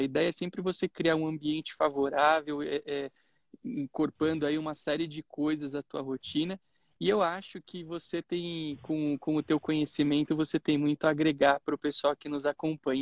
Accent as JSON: {"language": "Portuguese", "town": "Itápolis", "region": "São Paulo", "country": "Brazil", "tie": "born or raised there", "said": "na minha cidade natal, lá em Itápolis"}